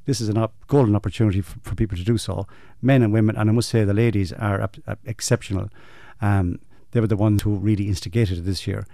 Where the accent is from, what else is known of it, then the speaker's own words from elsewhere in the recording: Ireland; our roots as you know, as rural people, if you like, as Irish people